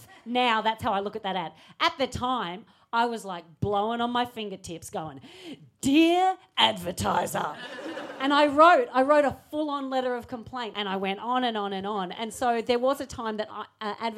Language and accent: English; Australia; I'm Australian